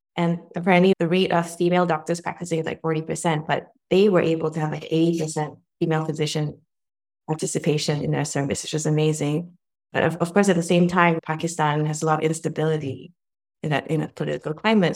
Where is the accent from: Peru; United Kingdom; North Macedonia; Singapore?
Singapore; moved away as an adult; also born or lived in United States; now in New York, United States; I grew up in Singapore, born and educated, but I've been living in the U S for over twenty years